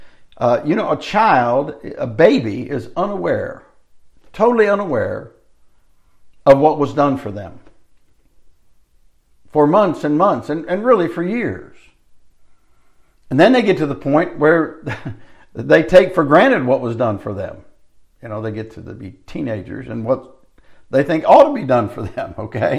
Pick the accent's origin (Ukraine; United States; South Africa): United States; I live here in the United States as an American